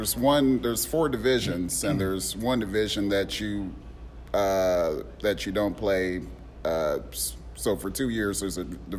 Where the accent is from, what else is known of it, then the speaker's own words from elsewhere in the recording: Indianapolis, Indiana, United States; now in Nashville, United States; Indianapolis. from Indy, but I live in Nashville, Tennessee.